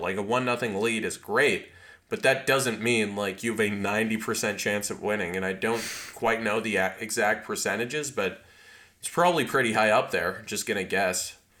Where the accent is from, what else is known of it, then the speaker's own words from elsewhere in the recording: Canada; I'm Canadian